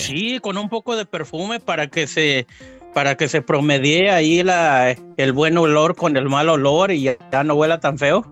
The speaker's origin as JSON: {"language": "Spanish", "town": "Rioverde", "region": "San Luis Potosí", "country": "Mexico", "tie": "born or raised there", "moved": "yes", "said": "mi pueblo se llama se llama El Capulín, pertenece a Río Verde, San Luis Potosí"}